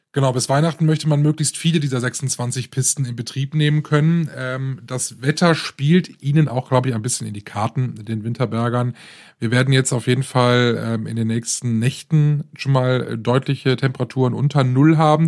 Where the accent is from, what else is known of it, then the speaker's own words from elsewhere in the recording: Rhineland, Germany; hier bei uns im Rheinland